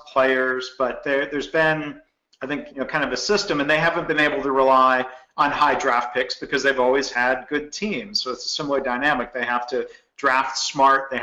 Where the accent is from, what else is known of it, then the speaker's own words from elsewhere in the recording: Detroit, Michigan, United States; I grew up in Detroit